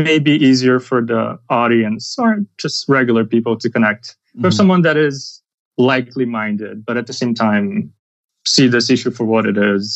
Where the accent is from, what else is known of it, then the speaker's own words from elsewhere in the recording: Brazil; moved away as an adult; also born or lived in New York City, United States; now in United States; I'm from Brazil. And that's where I did my medical school.